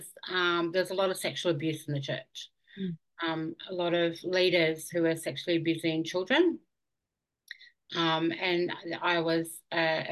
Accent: Auckland, New Zealand; now in Warwick, Australia; I grew up in Auckland in New Zealand. That was where I was born.

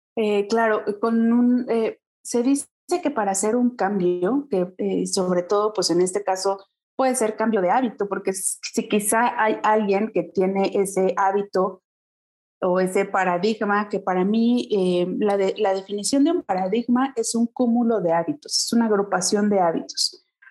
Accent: Pachuca, Hidalgo, Mexico; yo soy originaria de Pachuca Hidalgo

